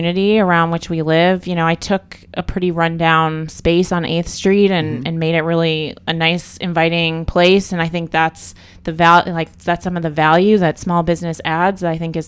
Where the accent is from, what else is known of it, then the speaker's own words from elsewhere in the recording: Michigan, United States; moved away; also born or lived in Thailand; I'm from Michigan